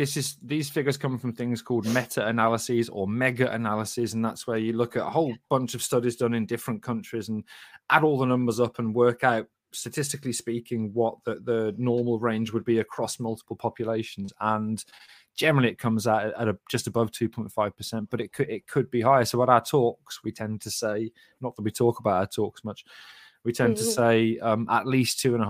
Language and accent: English; Sandwell, West Midlands, United Kingdom; maybe it's just because I'm from Sandwell. Well, you definitely won't know Double Rumples if you live in Sandwell, because that's where we are.